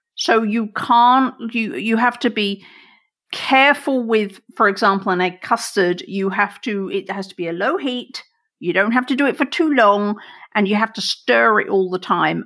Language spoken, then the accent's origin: English; England, United Kingdom; now in United States; I grew up in England and then I moved here